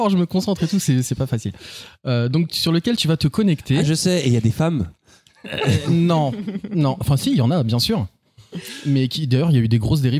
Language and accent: French; Orléans, Centre-Val de Loire, France; je suis né à Orléans le 13.